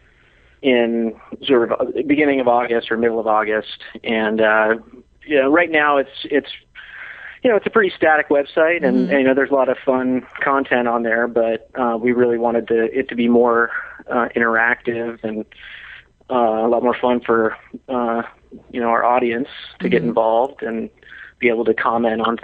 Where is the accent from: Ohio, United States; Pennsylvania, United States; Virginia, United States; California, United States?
California, United States; Newport Beach; I grew up in Newport Beach, California